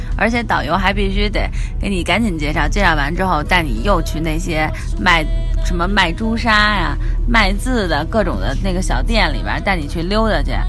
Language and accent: Chinese; China; 作为一个中国人